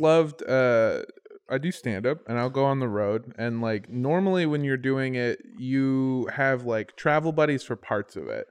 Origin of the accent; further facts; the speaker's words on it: Indio, California, United States; my hometown is Indio, California, over by Palm Springs